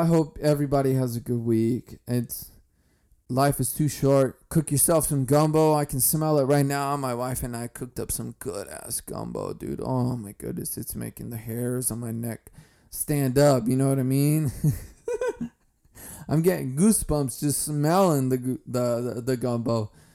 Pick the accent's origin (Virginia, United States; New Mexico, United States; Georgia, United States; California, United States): California, United States; I'm from California.